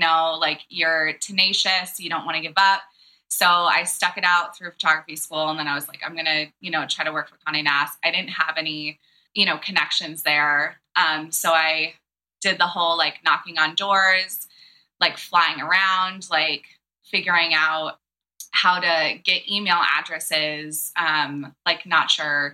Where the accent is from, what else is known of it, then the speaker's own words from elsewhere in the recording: East Coast, United States; also born or lived in Santa Barbara, California; I come from the East Coast